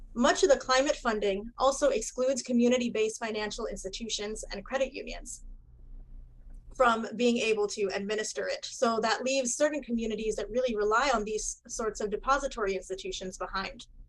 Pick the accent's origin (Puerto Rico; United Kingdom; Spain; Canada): Puerto Rico; now in Miami, United States; I am originally from Puerto Rico